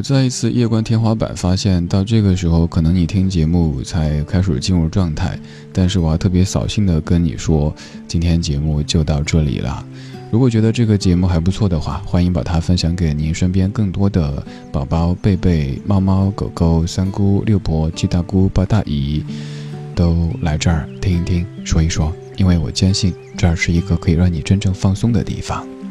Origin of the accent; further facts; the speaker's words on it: Sichuan, China; accent: Sichuan; 用我家乡人、四川人的口音来念，应该就是“大富法